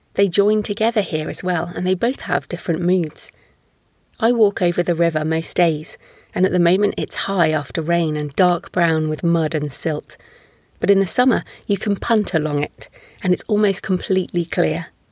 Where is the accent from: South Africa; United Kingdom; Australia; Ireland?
United Kingdom; I'm British